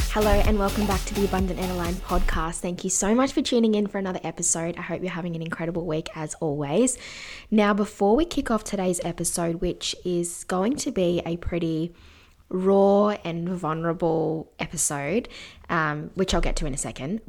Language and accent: English; Canberra, Australian Capital Territory, Australia; I grew up in Canberra